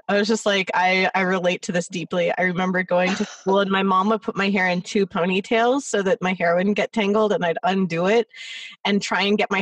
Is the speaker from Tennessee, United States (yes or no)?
no; Los Angeles, California, United States; my parents worked in downtown, and I grew up in the Valley.